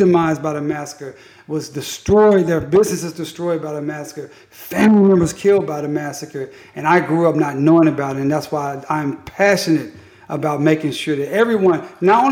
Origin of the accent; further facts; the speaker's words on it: Tulsa, Oklahoma, United States; I'm from Tulsa